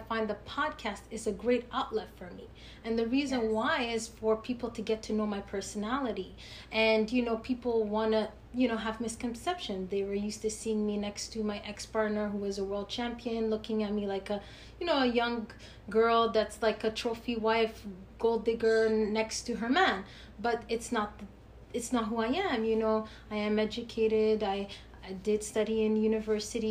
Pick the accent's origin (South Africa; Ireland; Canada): Canada; we're from Canada